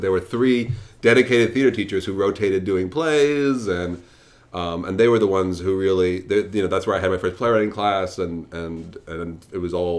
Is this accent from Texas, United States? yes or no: no; New York City, New York, United States; I'm from Brooklyn. I'm a native.